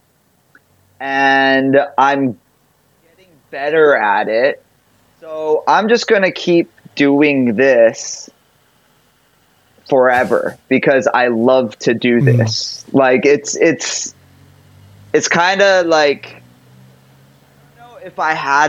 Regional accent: Hawaii, United States; moved away; I grew up in Hawaii

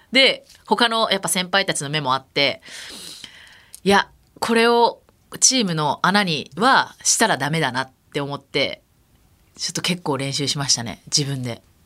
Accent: Iwate, Japan; moved away; also born or lived in Kansai (Tenri University); 私の出身が岩手県岩手町そこホッケーの町って呼ばれていたので生まれた環境がホッケーの町でホッケーが盛んな町だったっていうのが

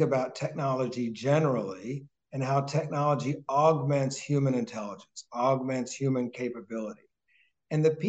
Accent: Jefferson County, Kentucky, United States; also born or lived in Alabama; now in Boston, United States; I have nothing but love for my hometown and for the education that we had

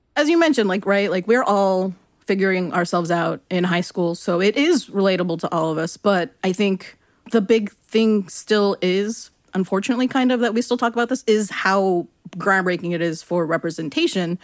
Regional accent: Long Beach, California, United States; I'm from Long Beach, which is, you know, in L A County

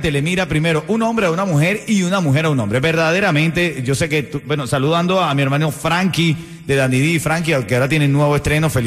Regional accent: Honduras; Catracha 100%.

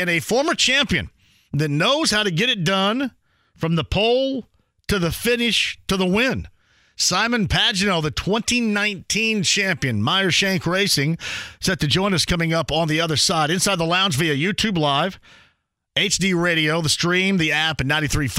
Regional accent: Indiana, United States; I'm here from Indiana

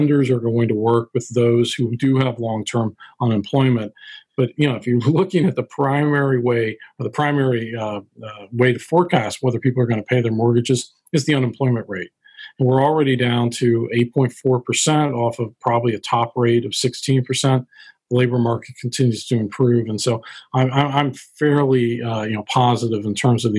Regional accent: Dayton, Ohio, United States; I grew up in Dayton, Ohio

